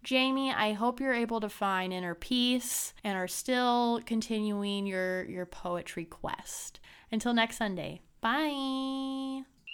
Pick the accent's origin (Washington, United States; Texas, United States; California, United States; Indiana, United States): Indiana, United States; Brown County; my small hometown, Brown County in Indiana